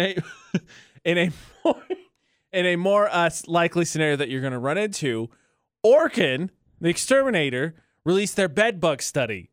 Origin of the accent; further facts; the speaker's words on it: Midwest, United States; now in Utah, United States; I'm from the Midwest. It's flat.